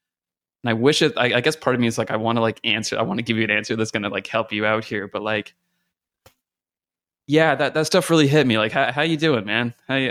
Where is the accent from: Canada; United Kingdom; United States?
Canada; I'm a Canadian working in the States